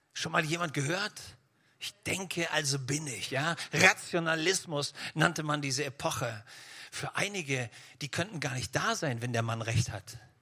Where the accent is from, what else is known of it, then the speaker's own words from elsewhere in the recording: Schleswig-Holstein, Germany; ich komme ja aus Schleswig-Holstein